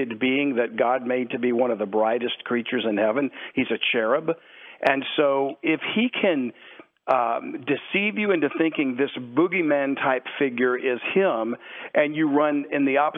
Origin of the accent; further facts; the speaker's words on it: South Louisiana, United States; I grew up in South Louisiana